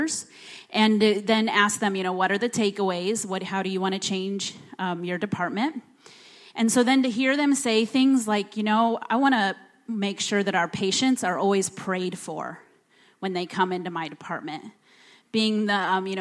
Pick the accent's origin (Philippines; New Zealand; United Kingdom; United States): United States; Bellevue, Nebraska; moved away as an adult; now in Mali; I grew up in Bellevue